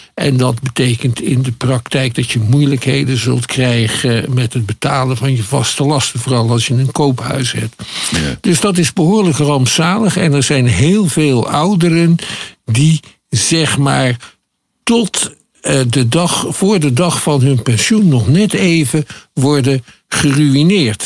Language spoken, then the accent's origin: Dutch; Schiedam, South Holland, Netherlands; ik kom uit Schiedam